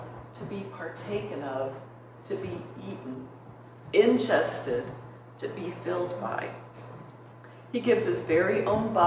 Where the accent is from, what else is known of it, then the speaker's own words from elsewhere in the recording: Minnesota, United States; moved away; I grew up in Minnesota